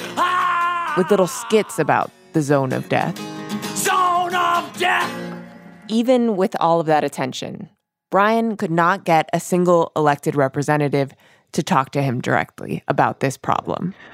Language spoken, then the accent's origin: English; Miami, Florida, United States; now in Brooklyn, United States; I'm like from Miami, Florida. I live in Brooklyn